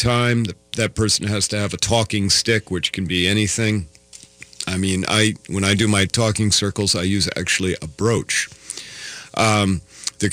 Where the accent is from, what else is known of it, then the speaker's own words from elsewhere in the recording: Iowa, United States; moved away; I grew up in Iowa and I was in the 60s and 70s, and I lived there in the 80s and 90s and 2000s